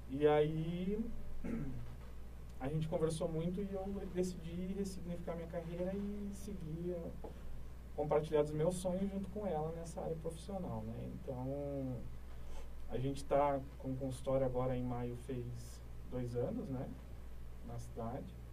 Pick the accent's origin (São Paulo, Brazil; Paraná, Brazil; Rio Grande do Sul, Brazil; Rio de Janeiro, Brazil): Paraná, Brazil; São José dos Pinhais; born there; Eu sou nasci em São José dos Pinhais, no Paraná. É um dos polos, né, na, no, no ano de 2000, foi um dos polos da, da chegada das multinacionais.